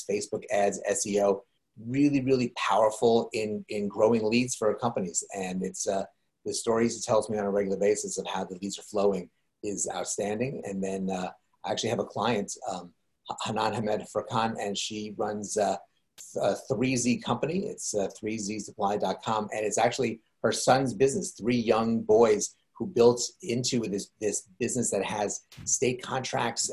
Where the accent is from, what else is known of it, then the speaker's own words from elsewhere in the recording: New York, United States; I'm from New York